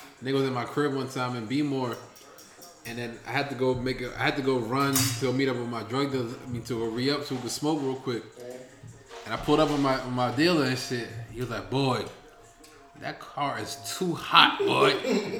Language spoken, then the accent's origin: English; Baltimore County, Maryland, United States; I'm not from here. I am from Baltimore County, not the city.